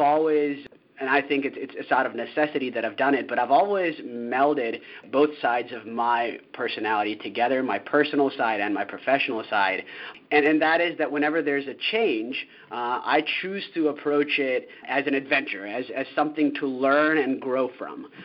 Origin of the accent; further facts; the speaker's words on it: United States; moved away as an adult; as an American moving abroad